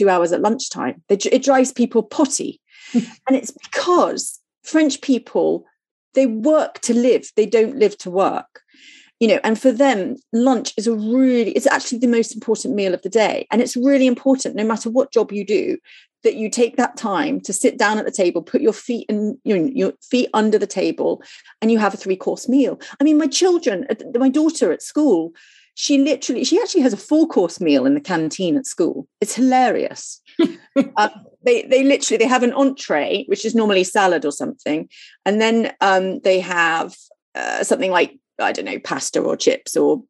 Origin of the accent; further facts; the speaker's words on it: Bournemouth, South West England, United Kingdom; I was brought up in Bournemouth and I didn't really leave England.